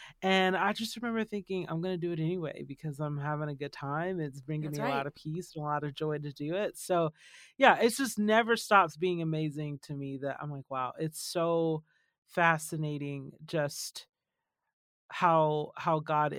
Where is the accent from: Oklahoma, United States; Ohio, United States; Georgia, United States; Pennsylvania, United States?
Georgia, United States; also born or lived in California / Tennessee / Texas; now in Arizona, United States; And by the time I was born in California and then grew up in Georgia, lived in Tennessee, lived in Texas, went back to California, and now we're in Arizona.